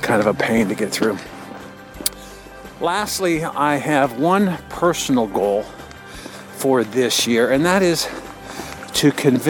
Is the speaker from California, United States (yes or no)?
no; Cincinnati, Ohio, United States; my hometown of Cincinnati, Ohio